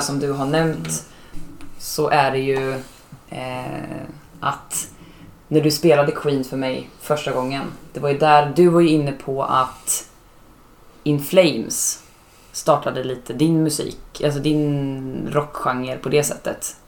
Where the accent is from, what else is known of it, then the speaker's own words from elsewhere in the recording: Norrköping, Östergötland, Sweden; now in Gothenburg, Sweden; jag kommer ju från en mindre stad, jag kommer från Norrköping